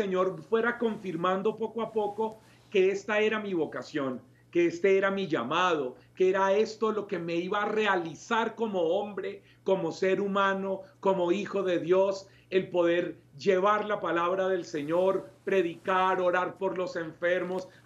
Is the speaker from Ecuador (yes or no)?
no; Colombia; la primera vez que yo salí de Colombia fue a un ECLA, a un encuentro latinoamericano de la renovación